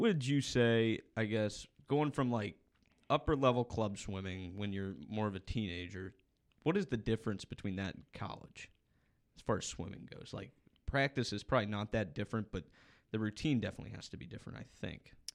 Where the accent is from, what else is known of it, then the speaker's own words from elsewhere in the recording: Ohio, United States; growing up in Ohio